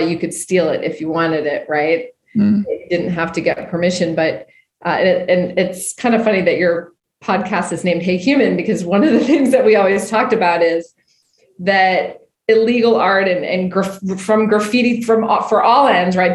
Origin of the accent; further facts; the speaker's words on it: Winterport, Maine, United States; I'm from Maine originally. A Winterport, Maine, a town of 2,000 people, uh, and the only winter port in the US. So I grew up